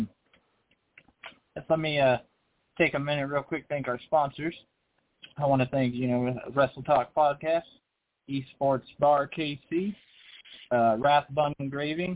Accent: California, United States; I'm from California

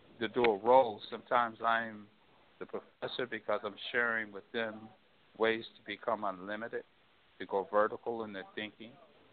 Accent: St. Louis, Missouri, United States; I grew up in St. Louis, Missouri.

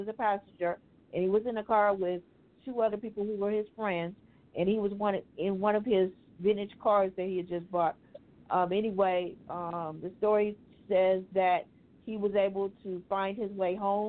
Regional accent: Louisiana, United States; I am from Louisiana

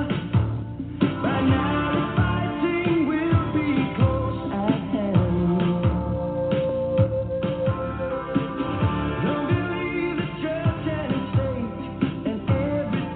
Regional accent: Vero Beach, Florida, United States; Vero Beach, Florida, my hometown

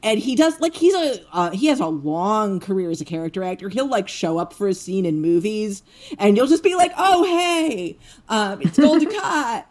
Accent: United States; as an American

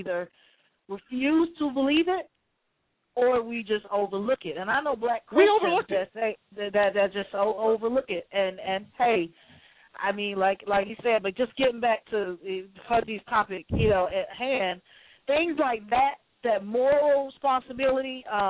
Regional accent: Atlanta, Georgia, United States; I'm a Southerner, I'm from Atlanta

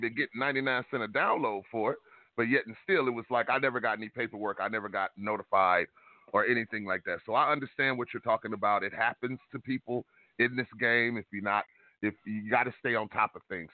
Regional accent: Detroit, Michigan, United States; moved away; I'm born and raised in Detroit

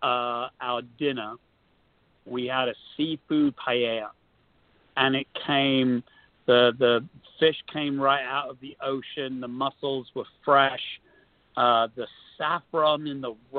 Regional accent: London, United Kingdom; moved away; where I grew up in London was a real mixing pot

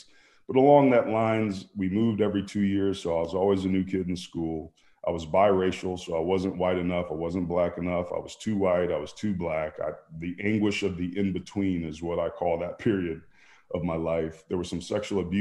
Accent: Bay Area, California, United States; I grew up in the Bay Area.

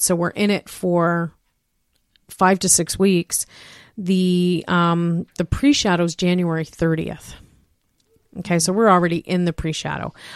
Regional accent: King, Ontario, Canada; born or raised there

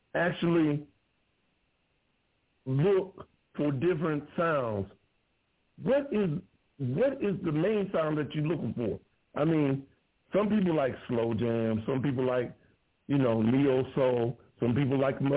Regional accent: Ohio, United States; now in Texas, United States; Ohio is my home state. I'm in Texas, but my home state is Ohio.

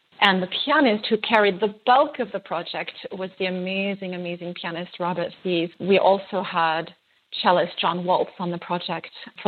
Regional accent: France; born there; I'm actually half Greek. My other half is French. I was born in France to a French mother.

